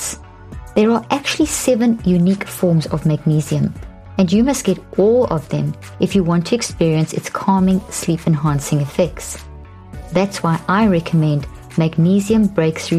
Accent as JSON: {"language": "English", "country": "South Africa", "tie": "born or raised there", "also_born_or_lived": "Zimbabwe", "moved": "as an adult", "lives_now": "United States", "said": "being a South African, I was born in Zimbabwe and grew up in South Africa, and I've been living in the States now for 13 years"}